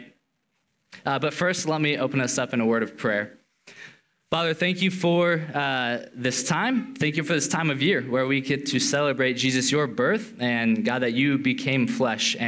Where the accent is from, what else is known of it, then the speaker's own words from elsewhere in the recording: Central Oregon, United States; I'm from Central Oregon